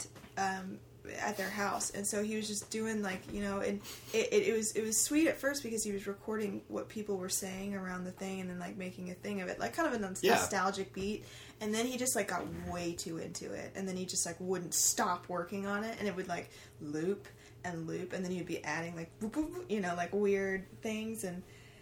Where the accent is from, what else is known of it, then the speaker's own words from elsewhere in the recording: Texas, United States; I am from Texas